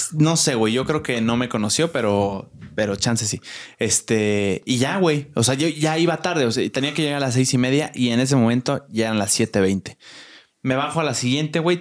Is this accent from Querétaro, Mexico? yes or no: yes; Querétaro, Mexico; now in Mexico City, Mexico; yo soy foráneo, soy de Querétaro